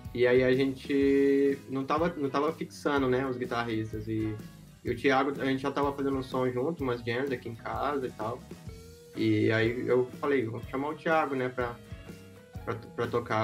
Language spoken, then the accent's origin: Portuguese; Minas Gerais, Brazil; now in Florianópolis, Brazil; nós dois somos mineiros